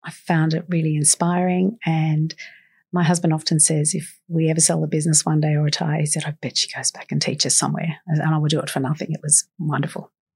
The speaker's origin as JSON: {"language": "English", "town": "Sydney", "region": "New South Wales", "country": "Australia", "tie": "born or raised there", "also_born_or_lived": "Carlton, Sydney", "said": "I grew up in Guymere Bay. I'm a girl from the Shire, born in Royal Prince Alfred Hospital"}